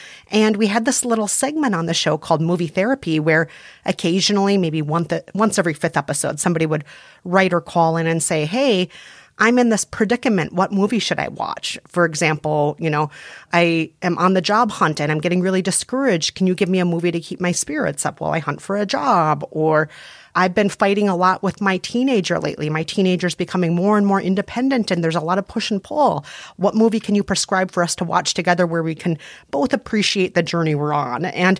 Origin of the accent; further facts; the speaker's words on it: Midwest, United States; You know, he's Latino and from the West Coast. I'm Asian and I'm from the Midwest.